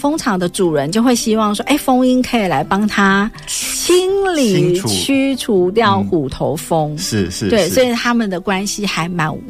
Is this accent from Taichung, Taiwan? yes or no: no; Taipei, Taiwan; 啊，真的是，啊，是因为我是从台北来的，